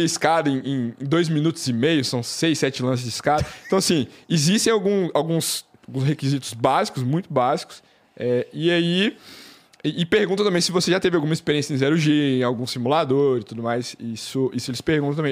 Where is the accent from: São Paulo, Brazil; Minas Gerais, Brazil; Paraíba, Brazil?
Minas Gerais, Brazil; Belo Horizonte; Eu, eu sou de, de BH, então eu ficava jogando bola na rua